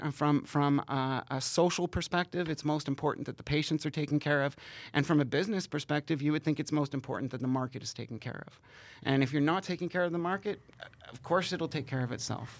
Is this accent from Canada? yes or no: yes; Canada; my hometown is, is in a weird place. It's right on the border of Ontario and Quebec and Canada and the United States.